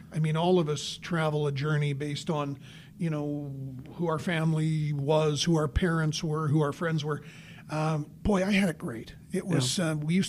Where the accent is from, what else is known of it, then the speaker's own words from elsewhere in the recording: Battleford, Saskatchewan, Canada; also born or lived in Singapore; I grew up in Battleford